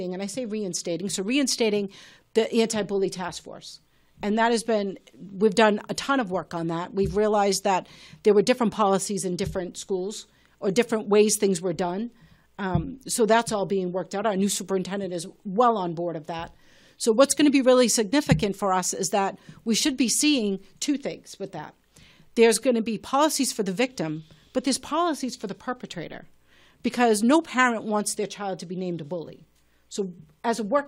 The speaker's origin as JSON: {"language": "English", "town": "Malden", "region": "Massachusetts", "country": "United States", "tie": "born or raised there", "said": "coming from being born and brought up in Ward 7 and living on the same street as I have since I was four"}